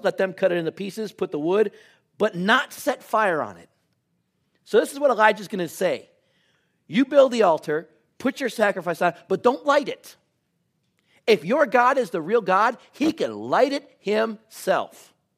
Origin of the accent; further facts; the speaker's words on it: United States; we're from Washington